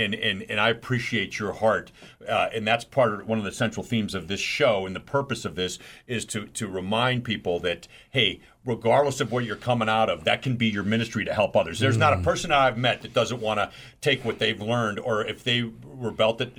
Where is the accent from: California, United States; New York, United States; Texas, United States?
New York, United States; New York City; I grew up in New York City